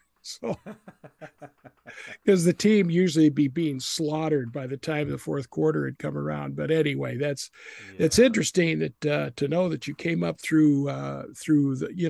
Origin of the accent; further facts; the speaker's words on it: Idaho, United States; moved away as an adult; also born or lived in Texas; now in Wisconsin, United States; I'm from Idaho.